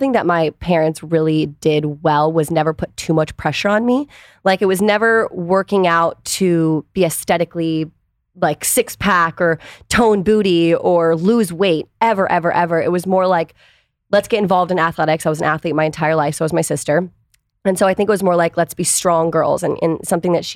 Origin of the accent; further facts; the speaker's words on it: Washington, District of Columbia, United States; I grew up in DC